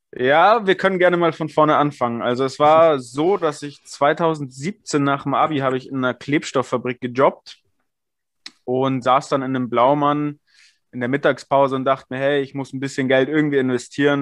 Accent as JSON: {"language": "German", "region": "Bavaria", "country": "Germany", "tie": "born or raised there", "said": "gebürtiger Bayer"}